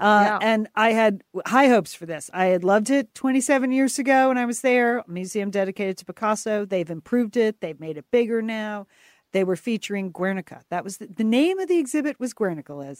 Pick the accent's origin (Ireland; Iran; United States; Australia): United States; we're Americans